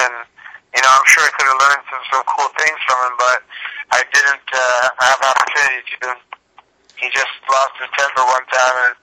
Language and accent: English; Toronto, Ontario, Canada; moved away as an adult; I grew up in Toronto